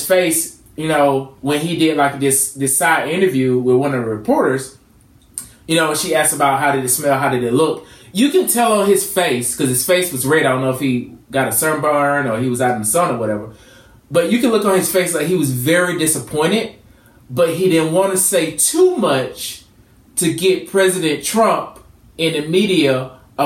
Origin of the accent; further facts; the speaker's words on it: Georgia, United States; That's where I'm from. I'm from Georgia.